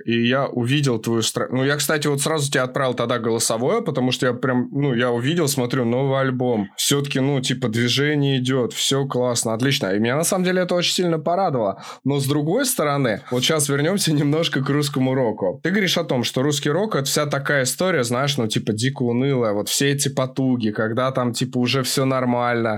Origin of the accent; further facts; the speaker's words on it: Moscow, Russia; moved away as an adult; now in Kyiv, Ukraine; я родился и вырос в Москве, но волю судьбы меня забросило в Киев, у меня жена просто киевлянка